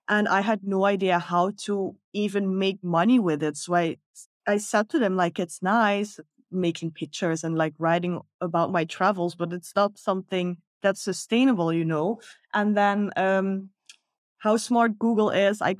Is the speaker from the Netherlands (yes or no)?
yes; Netherlands; moved away as an adult; now in Bali, Indonesia; I'm originally from the Netherlands.